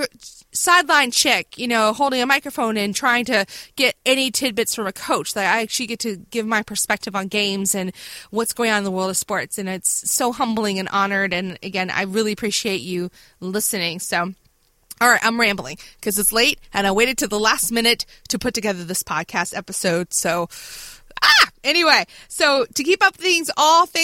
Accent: Virginia Beach, Virginia, United States; from Virginia Beach, one of my hometown.

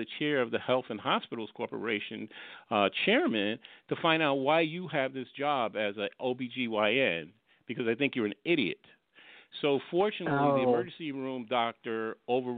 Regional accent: New York, United States; also born or lived in Fort Lauderdale, Florida; at that time we were living in South Florida, in the Fort Lauderdale area, and so, we're from New York, so we came up to New York

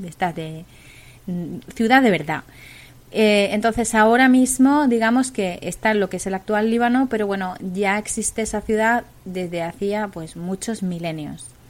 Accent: Tartessos, Andalusia, Spain; a mi tierra, a Tartesos

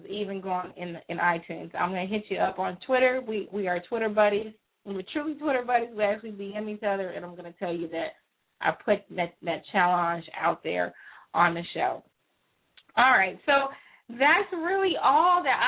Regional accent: Houston, Texas, United States; I grew up in Houston

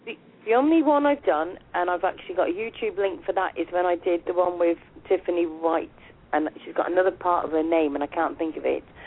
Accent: United Kingdom; accent: UK; my UK accent

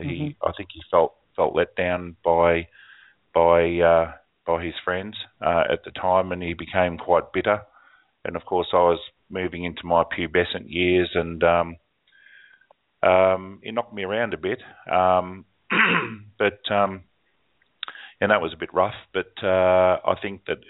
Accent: Australia; the bell tower in my hometown here. It's 100 miles away now, or 170 miles away from where I am now

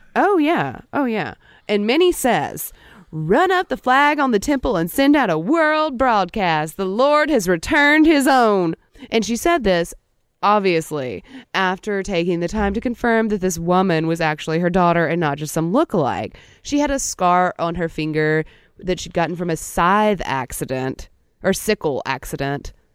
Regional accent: Natchitoches, Louisiana, United States; That's my hometown

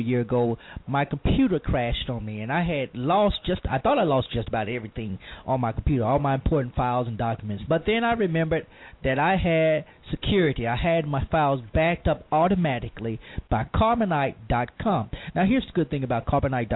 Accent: Louisiana, United States; now in Mississippi, United States; my home state of Louisiana

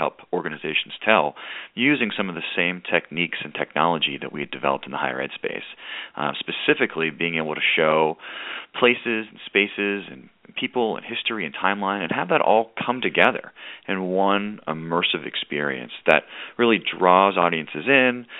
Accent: Pittsburgh, Pennsylvania, United States; moved away as an adult; also born or lived in Richmond, Virginia; I was from Pittsburgh, Pennsylvania, didn't really know Richmond before I came down to view it

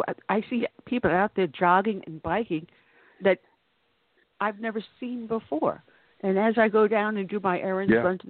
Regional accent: New York, United States; also born or lived in the South; now in Southern United States; I was born and raised in New York, and I live in the South now.

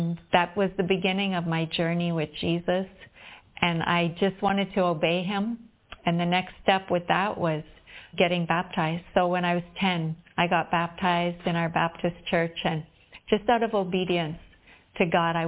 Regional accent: Whitemouth, Manitoba, Canada; moved away as an adult; now in Visakhapatnam, India; I'm from White Mouth, Manitoba, Canada, a small town there, and I'm living now in Vishakhapatnam, India.

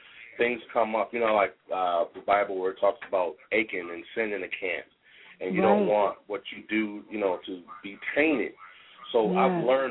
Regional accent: Youngstown, Ohio, United States; moved away as an adult; also born or lived in Syracuse, New York; now in Columbus, United States; I was born in Syracuse, New York. I grew up in Youngstown, Ohio

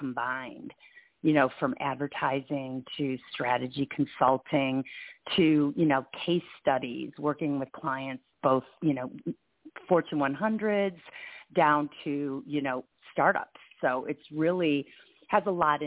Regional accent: East Lansing, Michigan, United States; now in Bay Area, United States; growing up in East Lansing, Michigan

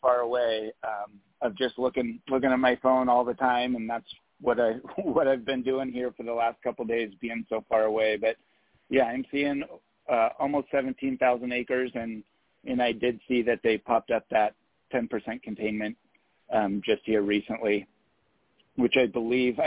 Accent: Yosemite Valley, California, United States; I was born in Yosemite Valley and have lived there my entire life, and I'm 48

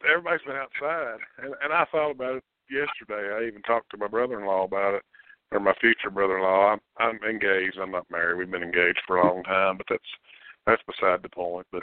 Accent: Kentucky, United States; I'm from Montgomery County, and and here's the funny thing.

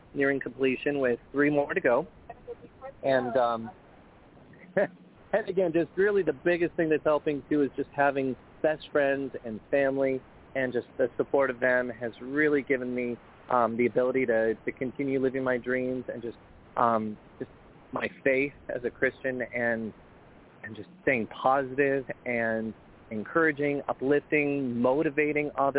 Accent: Colorado, United States; moved away as an adult; also born or lived in Hudson, Wisconsin / Las Vegas / Los Angeles; grew up in Colorado

